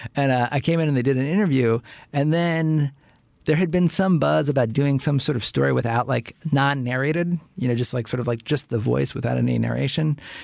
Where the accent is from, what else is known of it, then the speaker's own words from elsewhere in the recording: Cincinnati, Ohio, United States; moved away; I grew up in Cincinnati. I went to public school in Cincinnati.